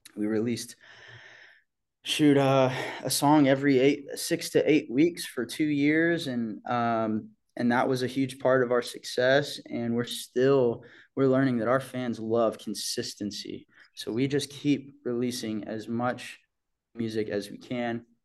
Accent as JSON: {"language": "English", "town": "Bixby", "region": "Oklahoma", "country": "United States", "tie": "born or raised there", "moved": "yes", "said": "that's how I remember my hometown, you know, um, that's what I think about when I, when I think about home is just like this perfect pace of life to grow up"}